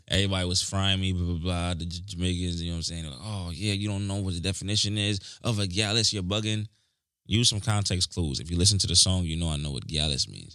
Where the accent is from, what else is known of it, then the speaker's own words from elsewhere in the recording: New York, United States; I'm from New York